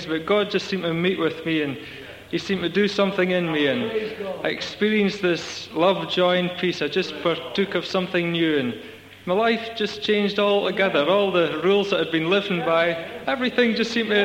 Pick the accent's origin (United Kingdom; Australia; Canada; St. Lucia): United Kingdom; Scotland; I come from Scotland